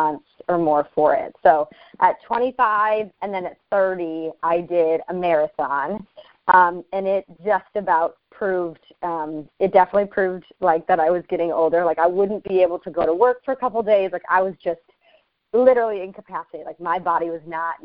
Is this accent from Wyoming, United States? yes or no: yes; Newcastle, Wyoming, United States; moved away; Growing up in Wyoming